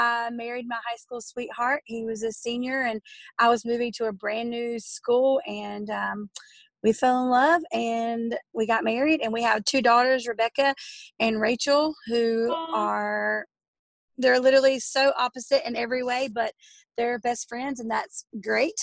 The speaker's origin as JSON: {"language": "English", "town": "Dallas", "region": "North Carolina", "country": "United States", "tie": "born or raised there", "accent": "country", "lives_now": "Gastonia, United States", "said": "I was in a small town called Dallas, North Carolina"}